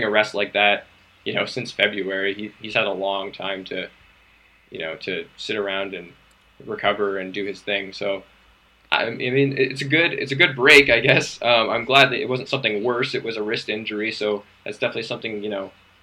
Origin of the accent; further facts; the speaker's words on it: Canada; I'm Canadian. I'm currently living in Toronto.